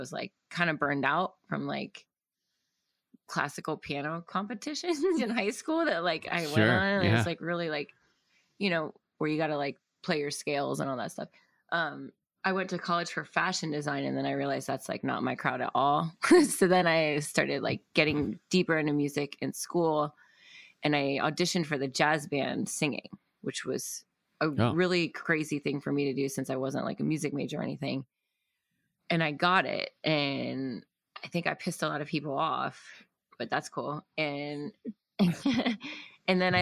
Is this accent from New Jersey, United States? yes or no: no; Ohio, United States; now in Brooklyn, United States; I grew up in Ohio to a musical family as well